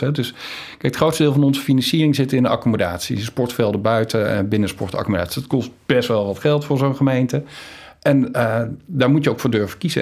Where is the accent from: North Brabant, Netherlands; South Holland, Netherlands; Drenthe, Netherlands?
North Brabant, Netherlands; Valkenswaard; moved away as an adult; also born or lived in Amsterdam; ik ben opgegroeid in Valkenswaard